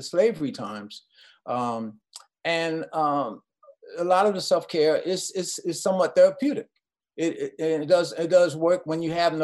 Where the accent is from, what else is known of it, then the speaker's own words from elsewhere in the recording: New York City, New York, United States; also born or lived in Queens, New York / Ohio; I'm a New York kid. You know, I grew up in Brooklyn, and then our family moved out to Queens